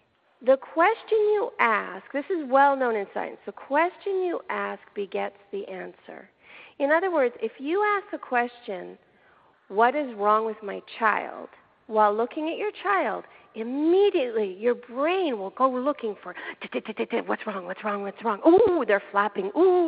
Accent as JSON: {"language": "English", "country": "Canada", "lives_now": "Los Angeles, United States", "said": "And I'm originally from Canada, so I have like a sweet spot for wondering what's going on over there. At the moment, I'm in L.A."}